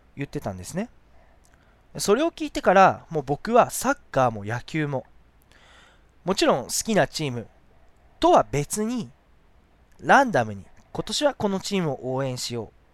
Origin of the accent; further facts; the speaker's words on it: Shizuoka, Japan; 僕、清水、その静岡市清水区出身なんで